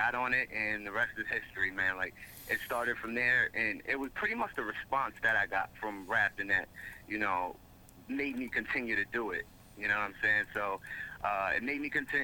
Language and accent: English; Mount Vernon, New York, United States; moved away as an adult; now in Haverstraw, United States; I'm originally from Mount Vernon, New York. Live in Haverstraw right now